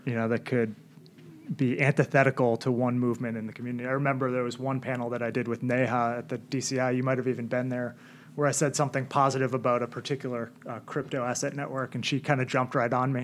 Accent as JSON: {"language": "English", "town": "Milton", "region": "Massachusetts", "country": "United States", "tie": "born or raised there", "said": "I grew up in Milton. Went to BC High, class of 2003 at BC High"}